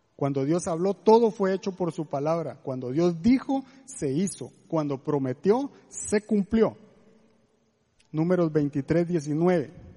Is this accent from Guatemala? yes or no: yes; Guatemala; moved away as an adult; now in Costa Rica; somos de Guatemala, tenemos cinco años de estar en Costa Rica